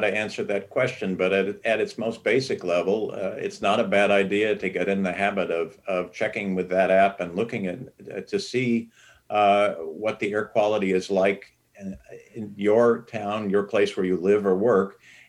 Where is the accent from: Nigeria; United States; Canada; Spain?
United States; Los Angeles, California; I grew up in Los Angeles in the San Fernando Valley, and air was something you could see on many, many days out of the year.